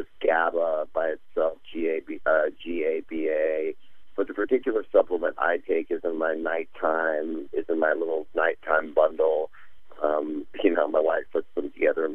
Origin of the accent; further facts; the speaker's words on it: Texas, United States; Being born and raised in Texas